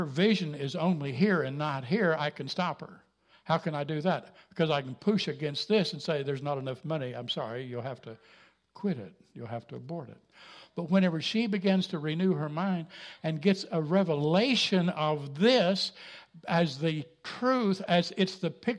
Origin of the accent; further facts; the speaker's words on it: Jasper, Missouri, United States; I come from Jasper, Missouri